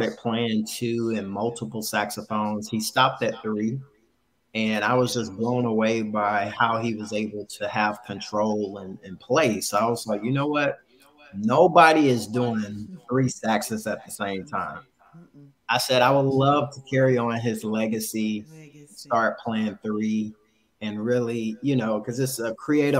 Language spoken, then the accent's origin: English; Atlanta, Georgia, United States; also born or lived in Tennessee; Atlanta, Georgia is my home